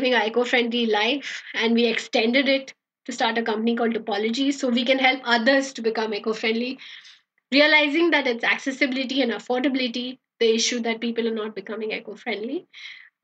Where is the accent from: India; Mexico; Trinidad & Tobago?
India; Bangalore, Karnataka; also born or lived in Jakarta, Indonesia; I'm from Bangalore